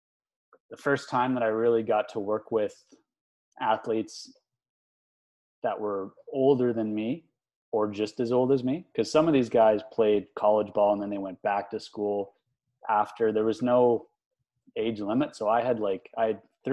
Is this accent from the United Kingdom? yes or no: no; New Haven, Prince Edward Island, Canada; I grew up in New Haven, Prince Edward Island